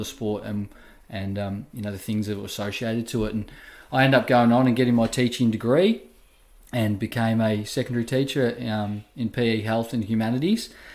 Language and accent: English; Wangaratta, Victoria, Australia; I'm from Wangaratta originally. Um, and you know, I grew up playing a lot of sports, um, like you do in the country town